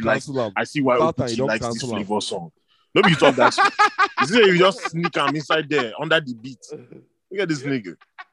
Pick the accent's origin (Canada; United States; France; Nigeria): Nigeria; I think as an artist, especially as a Nigerian artist, you know